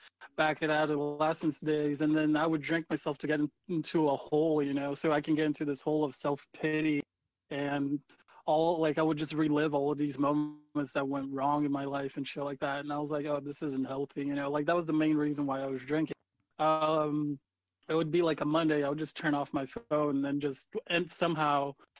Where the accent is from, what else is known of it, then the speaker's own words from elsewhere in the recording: Myrtle Beach, South Carolina, United States; we are from Myrtle Beach